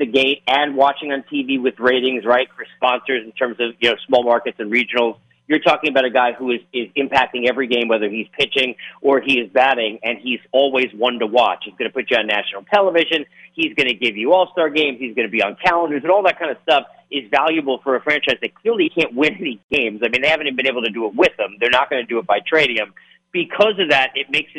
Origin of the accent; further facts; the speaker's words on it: New York, United States; growing up in New York